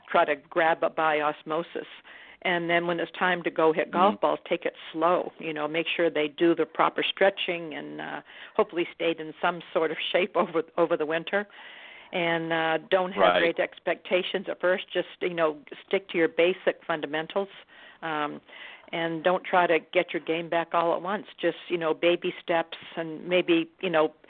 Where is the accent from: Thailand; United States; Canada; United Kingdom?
United States; New Hampshire; I grew up in New Hampshire